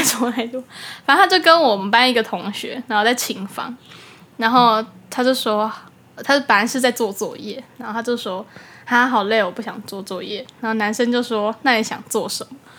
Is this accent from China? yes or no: no; Taoyuan, Taiwan; also born or lived in Tainan; 我来自桃园